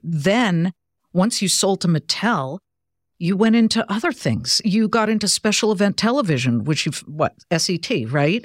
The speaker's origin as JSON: {"language": "English", "town": "Beverly Hills", "region": "California", "country": "United States", "tie": "born or raised there", "also_born_or_lived": "Columbus, Ohio / Cleveland, Ohio / Boston", "moved": "as an adult", "said": "I was born in L A. Actually, I grew up in Beverly Hills"}